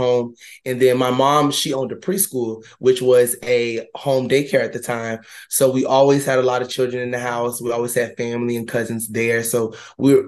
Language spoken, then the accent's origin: English; Ocala, Florida, United States; moved away as an adult; also born or lived in Tallahassee, Florida; I'm originally from Ocala, Florida